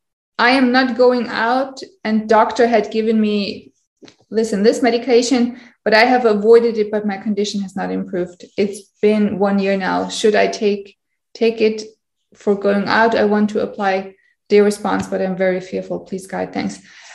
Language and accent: English; India; English is a second language; Hi, I'm from India.